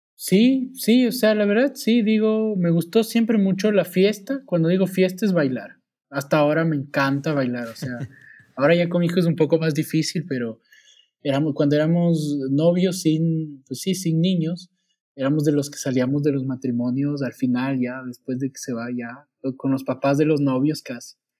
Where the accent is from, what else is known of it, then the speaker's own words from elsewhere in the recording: Quito, Pichincha, Ecuador; moved away as an adult; also born or lived in New Zealand; now in Saltillo, Mexico; Soy de Ecuador